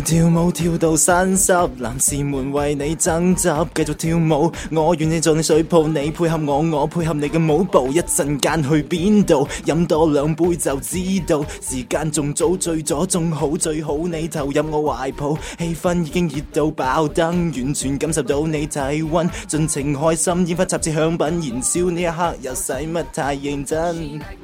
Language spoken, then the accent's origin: Chinese; Guangzhou, Guangdong, China; 因为我是广州人